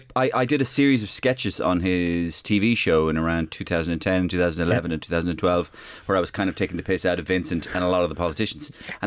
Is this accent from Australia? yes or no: no; Waterford, Munster, Ireland; moved away; we went down to do an outside broadcast in Waterford, back to my hometown.